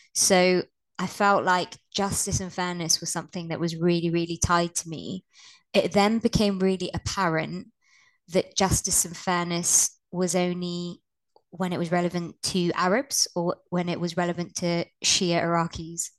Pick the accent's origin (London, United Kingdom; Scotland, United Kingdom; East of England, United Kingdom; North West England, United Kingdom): North West England, United Kingdom; Blackburn; I was born in Blackburn in the north of England.